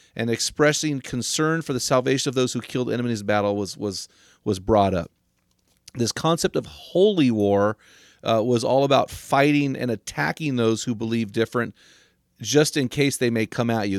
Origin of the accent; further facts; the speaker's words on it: United States; I, as an American